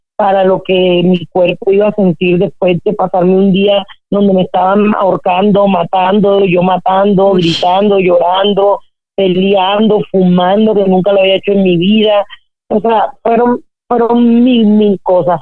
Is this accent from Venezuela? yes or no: no; Colombia; yo crecí en Colombia en esa época